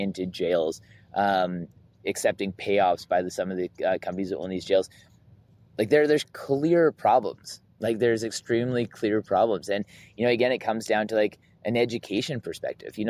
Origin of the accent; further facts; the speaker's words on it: Southern Alberta, Canada; growing up in Southern Alberta as like a white man